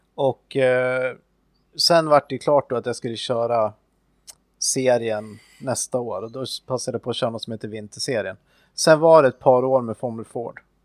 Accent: Östersund, Jämtland, Sweden; i närheten av Östersund då, där jag växte upp

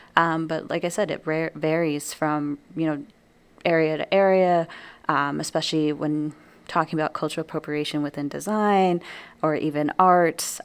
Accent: New Mexico, United States; moved away as an adult; now in Wisconsin, United States; leaving my home state of New Mexico. Um, so in New Mexico, I'm surrounded not only by my own culture

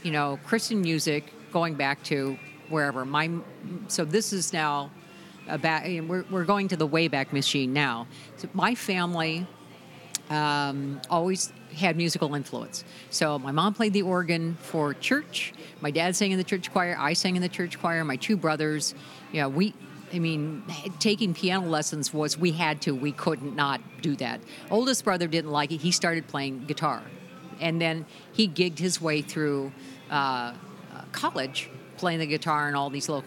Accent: California, United States; I grew up in California

